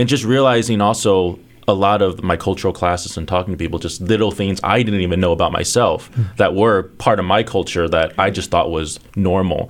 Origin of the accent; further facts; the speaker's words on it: United States; first language Chinese; English is a second language; the second generation, growing up here in the States but being Chinese. Like when I grew up, before I went to school, I only spoke Chinese at home.